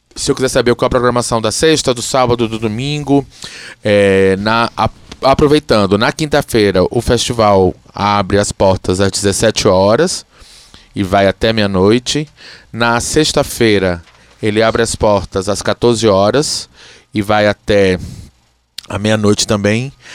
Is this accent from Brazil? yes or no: yes; Alagoas, Brazil; now in Ceará, Brazil; eu sou alagoano e a razão de ter vindo morar no Ceará foi para fazer essa escola